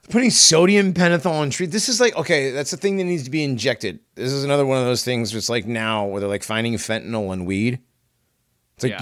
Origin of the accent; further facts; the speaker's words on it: Hartford, Connecticut, United States; I grew up in the ghetto. I grew up in Hartford